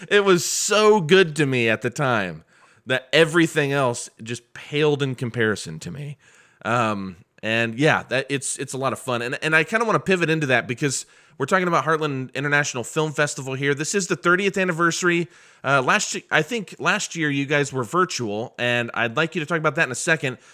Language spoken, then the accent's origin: English; Muncie, Indiana, United States; moved away; I'm from Muncie, Indiana, originally